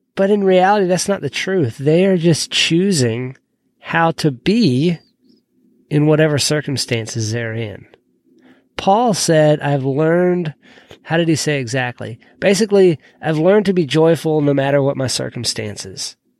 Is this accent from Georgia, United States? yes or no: yes; Georgia, United States; moved away as an adult; I moved away from Georgia about seven years ago, and I'd lived there all but about two years of my life.